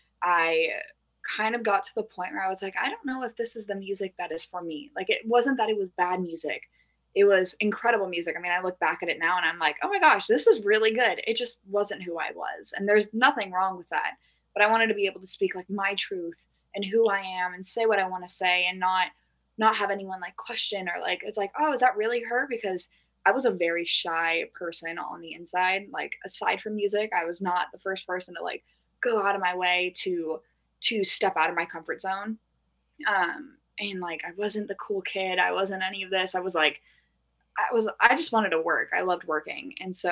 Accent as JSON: {"language": "English", "town": "Norco", "region": "California", "country": "United States", "said": "I'm from Norco, California, which is like horse town USA"}